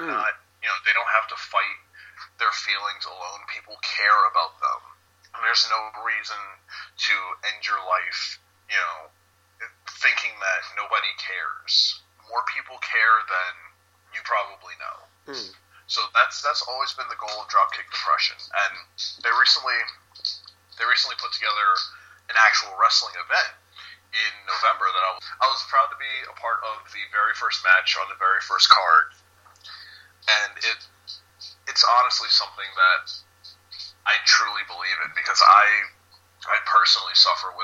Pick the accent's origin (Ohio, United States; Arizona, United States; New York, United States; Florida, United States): New York, United States; New York City; originally I'm from New York City